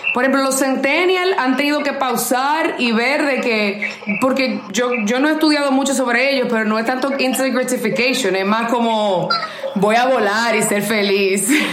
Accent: Dominican Republic

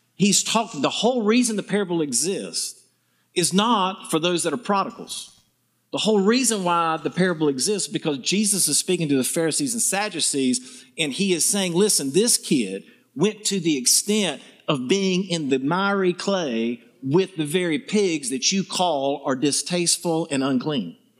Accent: the South, United States; accent: southern; my southern charm

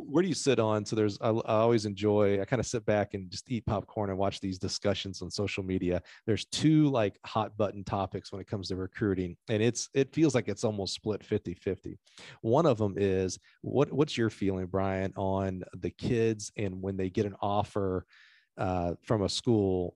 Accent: Alabama, United States; growing up in Alabama

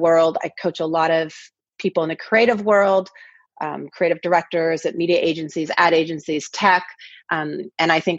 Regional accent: Kirkland, Washington, United States; moved away as an adult; also born or lived in Seattle, Washington; now in Los Angeles, United States; I grew up in a town called Kirkland, Washington

